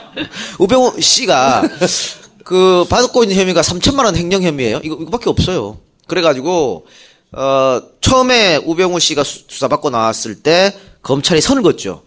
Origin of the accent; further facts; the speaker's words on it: Yeongju, North Gyeongsang, South Korea; 영주 출신이거든